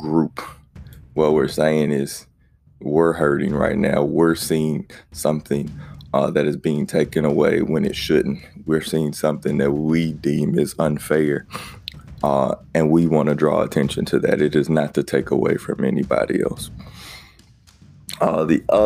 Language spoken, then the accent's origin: English; South Carolina, United States; growing up in South Carolina, the Confederate flag is a huge thing